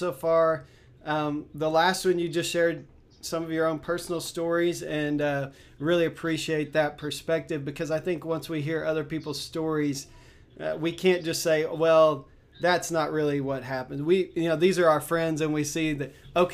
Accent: Texas, United States; I grew up in Texas where Galveston is

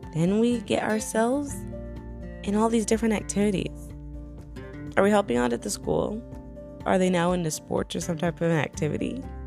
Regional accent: New York, United States; moved away as an adult; now in Tennessee, United States; I'm from New York originally, and I moved to Tennessee

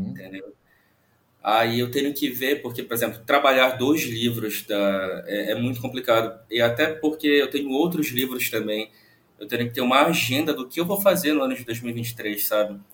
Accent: Santarém, Pará, Brazil; eu sou de Santarém, no interior do Pará.

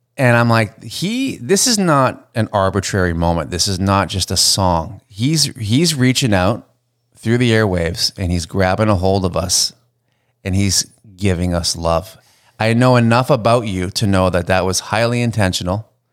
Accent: Canada; a Canadian musician coming up

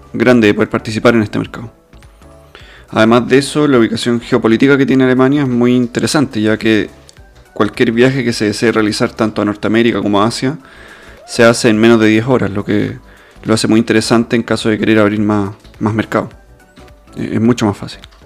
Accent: Chile; moved away as an adult; now in Germany; los mismos problemas que teníamos nosotros en Chile como chilenos

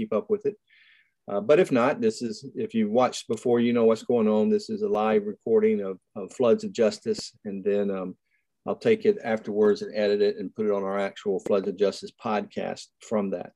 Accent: Nashville, Tennessee, United States; also born or lived in Franklin, Tennessee; I was born and raised in Nashville

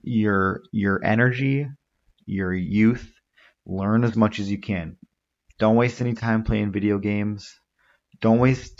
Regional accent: United States; I was born and raised in this country. I'm just as American as anyone else. You probably tell from my voice, I don't really have much of an accent.

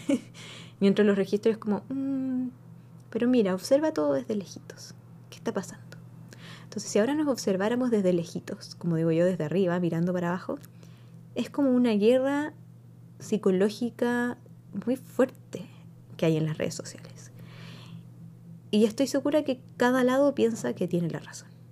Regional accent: Chile; now in United States; yo crecí en Chile

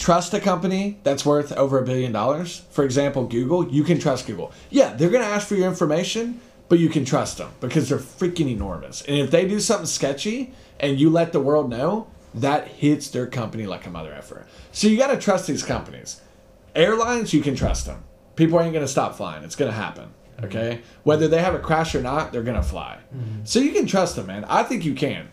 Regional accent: United States; moved away as an adult; now in China; I'm from America

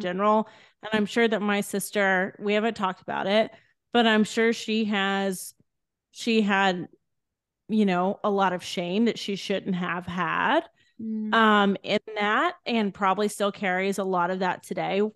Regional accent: Edna, Texas, United States; I grew up in a tiny town in Texas called Edna

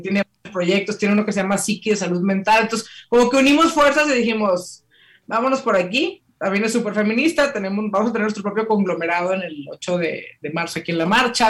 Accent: Mexico; como mexicanas, en este caso, ¿no? Toda la herencia que tenemos

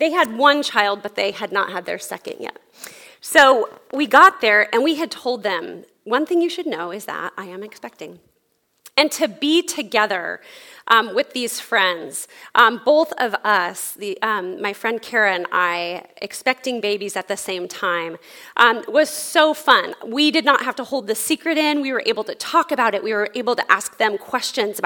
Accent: California, United States; moved away; we're from California originally

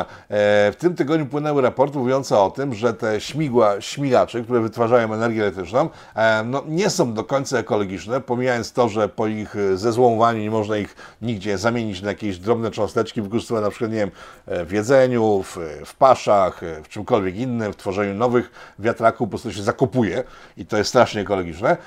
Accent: Poland; ja jestem Słowianinem z Polski, jestem Polakiem

